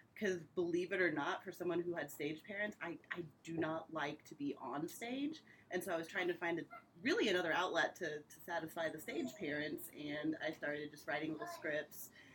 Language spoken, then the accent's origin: English; Indianapolis, Indiana, United States; I'm from Indy. I used to tour um, in a production right after college, so I was gone for a few years, and then I came back